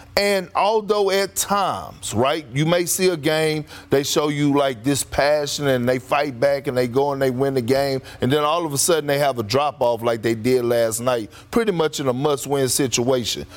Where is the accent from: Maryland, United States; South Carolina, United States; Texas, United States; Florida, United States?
Texas, United States; Beaumont; hometown, Beaumont's finest, and I'm from Beaumont. I represent the 409.